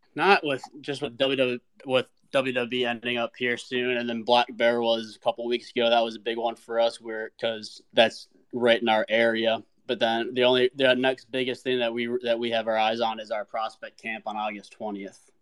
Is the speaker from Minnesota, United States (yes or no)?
yes; Minnesota, United States; moved away as an adult; now in South Carolina, United States; I grew up originally in Minnesota